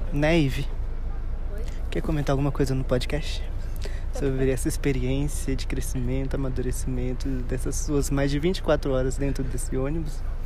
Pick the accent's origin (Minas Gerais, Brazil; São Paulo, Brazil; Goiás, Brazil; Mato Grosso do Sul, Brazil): Minas Gerais, Brazil; a gente, como é mineiro